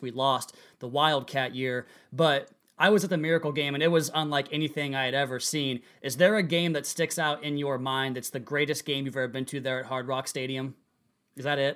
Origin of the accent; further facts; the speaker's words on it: Pacific Northwest, United States; I'm from the Pacific Northwest